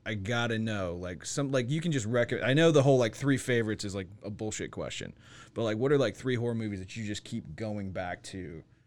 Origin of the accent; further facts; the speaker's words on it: Nevada, United States; I'm from Nevada